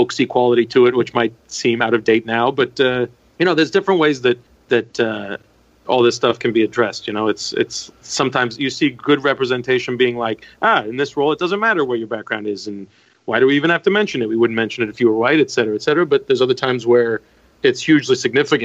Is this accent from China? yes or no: no; Canada; moved away as an adult; now in United States; I'm Turkish Canadian